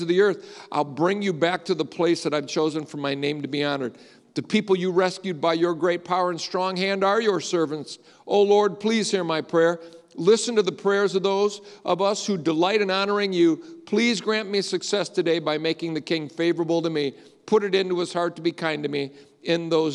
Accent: Grand Rapids, Michigan, United States; I'm just a Polack from the west side of Grand Rapids

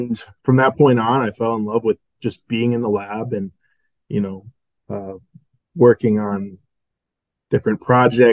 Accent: Minneapolis, Minnesota, United States; moved away as an adult; now in Madison, United States; Yeah, I'm from the Minneapolis, Minnesota area. My family and I moved around a lot. So we've lived in all the surrounding cities around Minneapolis. This is actually my first time living outside of Minnesota.

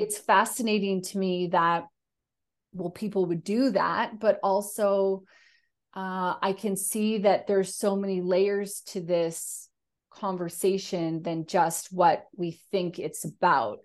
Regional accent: Canada; now in Australia; being Canadian in Australia

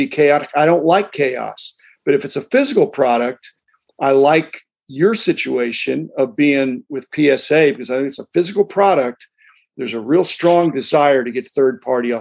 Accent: United States; I'm an American capitalist.

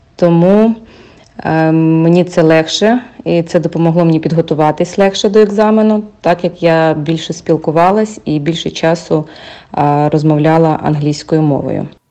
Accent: Ukraine; moved away as an adult; now in United States; Я з України.

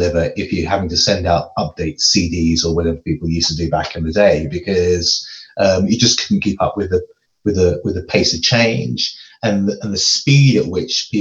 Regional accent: London, United Kingdom; moved away as an adult; now in Edinburgh, United Kingdom; I actually grew up in London.

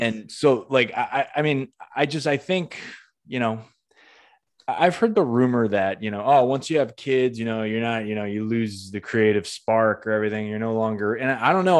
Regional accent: Northampton, Massachusetts, United States; my hometown in Northampton

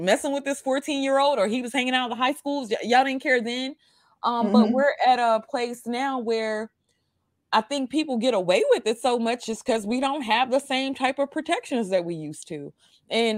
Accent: New York City, New York, United States; I stayed in Brooklyn, New York. I grew up in Coney Island for the most part.

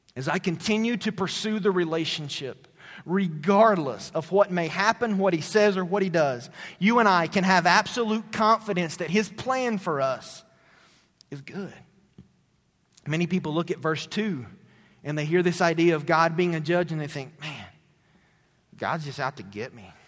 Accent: Tennessee, United States; moved away; my hometown in Tennessee

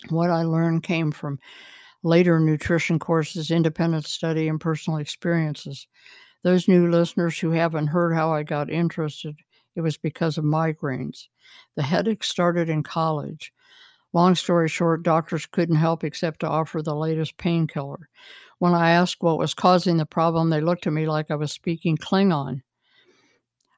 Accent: Columbus, Ohio, United States; I was born in the University Hospital at OSU

